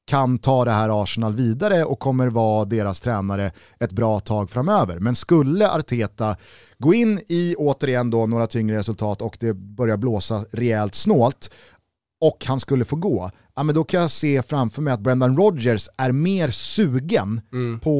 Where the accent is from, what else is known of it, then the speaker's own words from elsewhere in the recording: Sweden; Och det tycker man som svensk är extra kul.